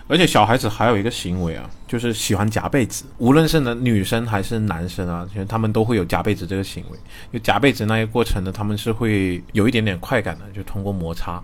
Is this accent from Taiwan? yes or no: no; Guangdong, China; 我以为一个广东人